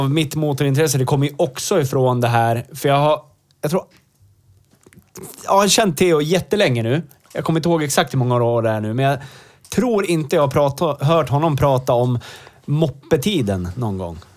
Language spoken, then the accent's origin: Swedish; Rengsjö, Gävleborg County, Sweden; Håla, det bor 300 pers i Rengsjö.